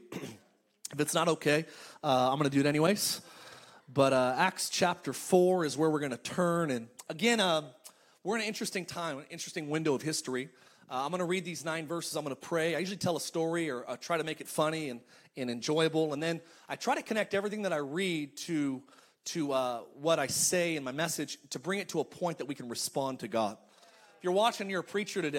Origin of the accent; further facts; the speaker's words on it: Palmdale, California, United States; moved away as an adult; now in Orange County, United States; my hometown. I'm from I'm from Palmdale in Lancaster, California